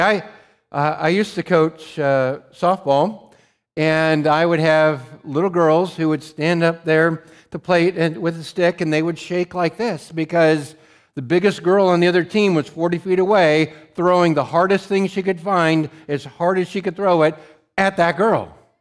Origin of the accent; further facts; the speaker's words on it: Montana, United States; I grew up in Montana